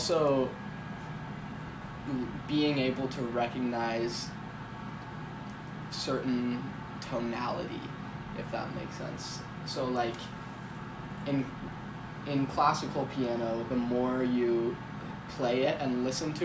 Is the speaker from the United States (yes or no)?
yes; Boulder, Colorado, United States; moved away as an adult; I grew up in Boulder, Colorado, which is a very hippie town.